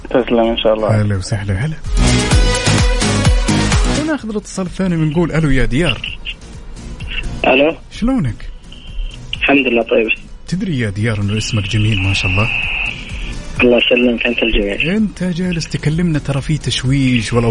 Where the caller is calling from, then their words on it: Riyadh, Riyadh Province, Saudi Arabia; والله من الرياض يا طيب